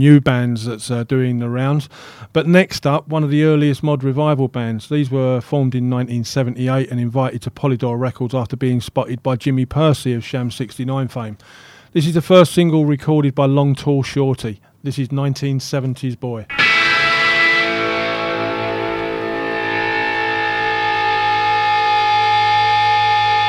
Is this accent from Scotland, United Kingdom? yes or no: no; Romford, London, United Kingdom; from my hometown of Romford in Essex